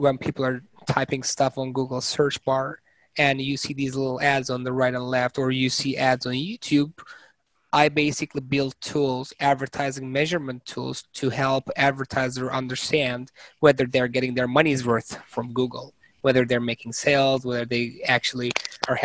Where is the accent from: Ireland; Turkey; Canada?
Turkey; moved away as an adult; also born or lived in Massachusetts, United States / Stanford, United States; now in United States; I was born and raised in Turkey, and I did my undergrad in Turkey as well